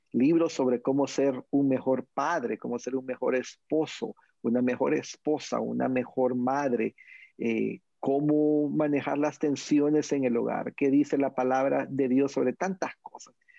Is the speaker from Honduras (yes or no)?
yes; Honduras; en mi país, Honduras